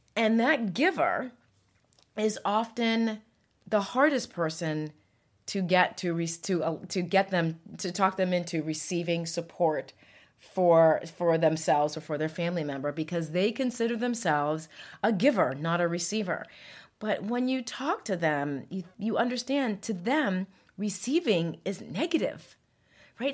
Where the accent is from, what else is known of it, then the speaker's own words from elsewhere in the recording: United States; I'm an American, proud of it, and, and we are fiercely independent people